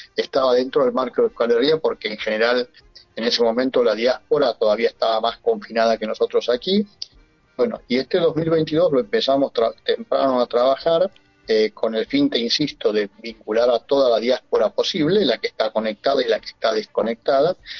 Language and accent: Spanish; Argentina; moved away as an adult; now in Pamplona, Spain; yo soy argentino. Si bien ahora estoy viviendo en Irunía